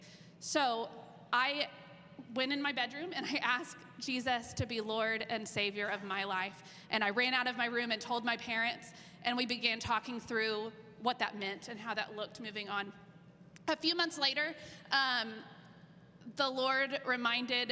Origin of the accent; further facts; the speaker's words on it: Norman, Oklahoma, United States; I grew up in Norman